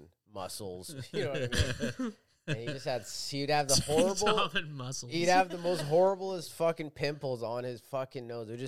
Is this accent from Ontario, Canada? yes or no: no; Vancouver, British Columbia, Canada; the one I grew up with in Vancouver in Catholic school.